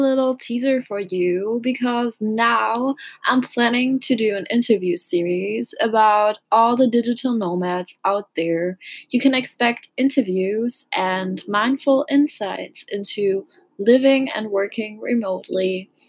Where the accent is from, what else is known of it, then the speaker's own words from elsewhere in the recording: Düsseldorf, North Rhine-Westphalia, Germany; my hometown in Düsseldorf.